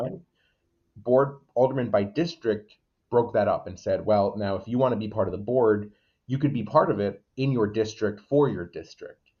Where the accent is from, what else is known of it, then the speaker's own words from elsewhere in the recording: Waterbury, Connecticut, United States; born and raised in Waterbury